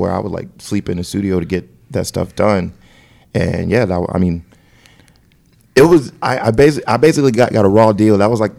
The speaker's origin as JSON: {"language": "English", "town": "Compton", "region": "California", "country": "United States", "tie": "born or raised there", "also_born_or_lived": "Denver, Colorado", "moved": "yes", "lives_now": "Las Vegas, United States", "said": "I'm originally born and raised in L.A., Compton."}